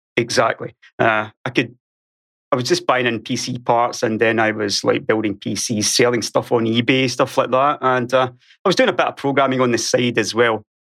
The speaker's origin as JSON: {"language": "English", "area": "Ayrshire", "region": "west coast of Scotland", "country": "United Kingdom", "tie": "born or raised there", "accent": "Scottish", "moved": "as an adult", "lives_now": "Sweden", "said": "I was born on Ayrshire on the west coast of Scotland"}